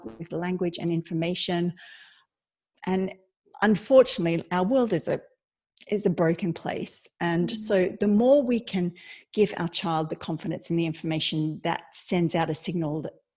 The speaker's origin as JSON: {"language": "English", "country": "Australia", "moved": "as an adult", "lives_now": "Ireland", "said": "I'm Australian, but I lived in Ireland 20 years"}